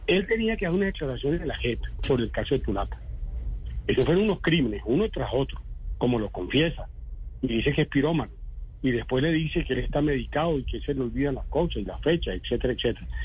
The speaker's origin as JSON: {"language": "Spanish", "town": "Villanueva", "region": "La Guajira", "country": "Colombia", "also_born_or_lived": "Cesar", "moved": "yes", "said": "Yo soy el del César Guajira, de Villanueva Guajira, eso queda muy lejos, a 500 kilómetros de Córdoba."}